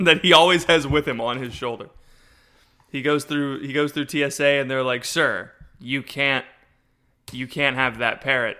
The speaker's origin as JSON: {"language": "English", "region": "Florida", "country": "United States", "said": "I'm from Florida"}